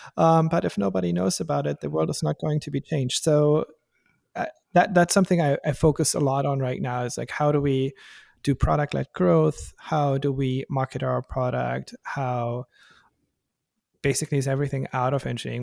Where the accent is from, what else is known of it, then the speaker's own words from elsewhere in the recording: Germany; English is a second language; moved away as an adult; now in Bay Area, United States; I'm from Germany originally